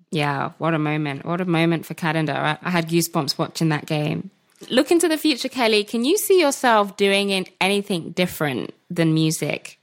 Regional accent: Birmingham, West Midlands, United Kingdom; I'm from Birmingham

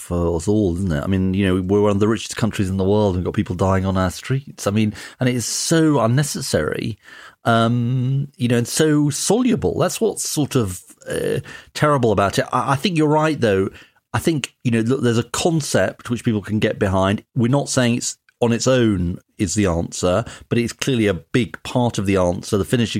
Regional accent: Edinburgh, Scotland, United Kingdom; Indeed, my hometown of Edinburgh apparently has a number of innocuous-looking residential properties

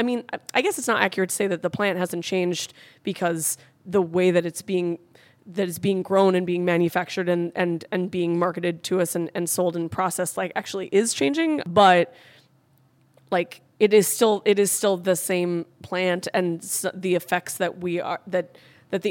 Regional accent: California, United States; now in New York, United States; I'm from California, but I've lived in New York for 8 years

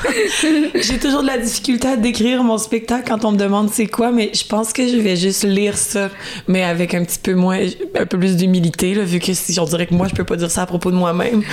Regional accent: Quebec, Canada; chez moi au Québec

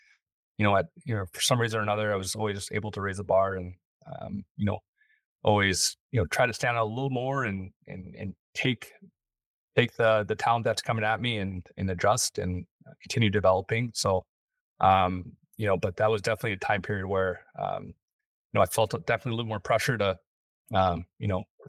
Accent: Los Angeles, California, United States; growing up in Los Angeles, the talent pool was, you know, a little smaller.

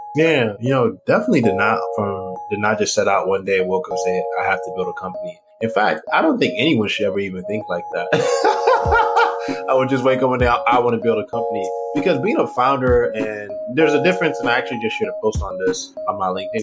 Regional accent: Houston, Texas, United States; also born or lived in Nigeria; grew up in Texas as a Southerner

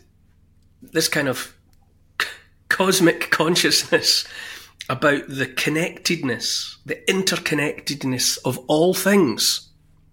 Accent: Dumfries, Scotland, United Kingdom; growing up in Dumfries

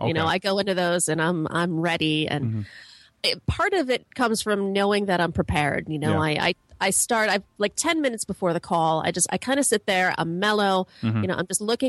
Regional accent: Chicago, Illinois, United States; moved away; I am actually from Chicago, the South Side.

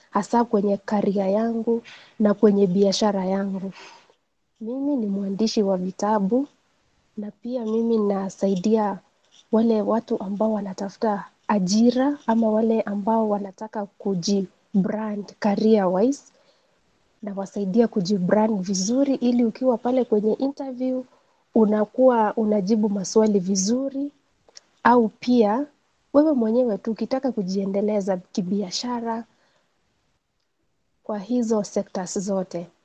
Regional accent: Nairobi, Kenya; natokea Kenya, pande za Nairobi, na ninafurahia sana kujumuika na nyinyi wote

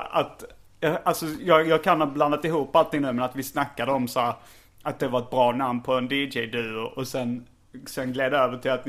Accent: Småland, Sweden; accent: Småland dialect; det är småländska. Jag har småländska. Jag har en uh, småländsk dialekt också.

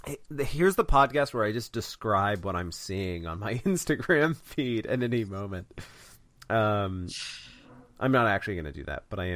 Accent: Kentucky, United States; Well, I mean, I'm from Kentucky, so I'm not...

